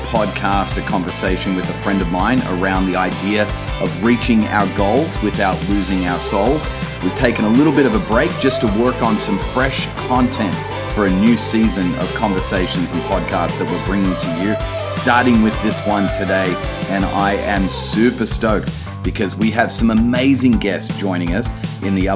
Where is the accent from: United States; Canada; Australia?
Australia; even down under